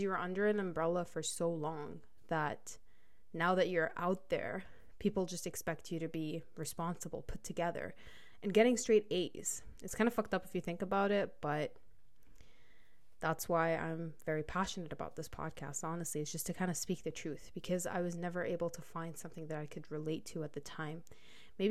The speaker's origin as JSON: {"language": "English", "country": "United Arab Emirates", "tie": "born or raised there", "also_born_or_lived": "Lebanon", "moved": "as an adult", "lives_now": "Canada", "said": "I'm Lebanese, but was born and raised in the United Arab Emirates."}